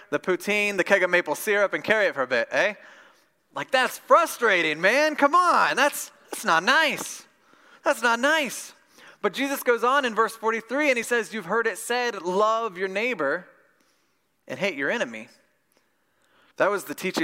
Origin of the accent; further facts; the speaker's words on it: Midwest, United States; I grew up in Midwest Bible Belt Christianity